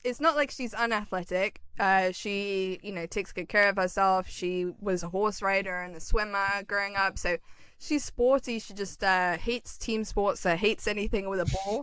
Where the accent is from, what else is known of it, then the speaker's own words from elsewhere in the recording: London, United Kingdom; moved away as an adult; also born or lived in Pennsylvania; now in Los Angeles, United States; growing up in London